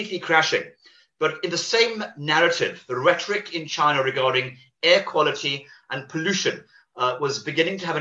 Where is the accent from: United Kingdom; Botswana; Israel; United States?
United Kingdom; Wales; I'm Welsh by birth